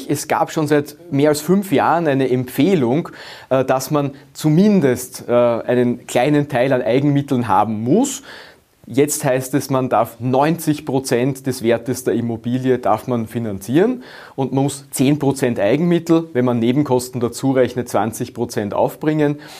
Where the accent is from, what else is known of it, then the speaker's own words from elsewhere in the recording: Austria; Wir Österreicher und Österreicher, wir wollen die Wahlfreiheit.